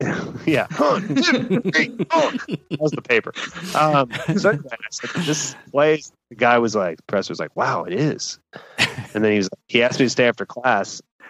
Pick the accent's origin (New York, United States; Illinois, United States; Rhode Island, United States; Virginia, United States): New York, United States; Buffalo; moved away as an adult; So I moved across the country from Buffalo, New York to Westwood, to LA.